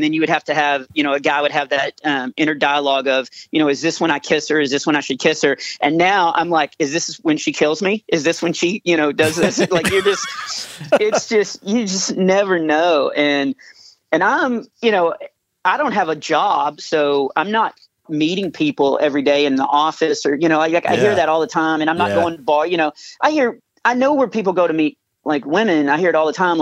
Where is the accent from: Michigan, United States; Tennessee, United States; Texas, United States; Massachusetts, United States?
Texas, United States; I'm from Texas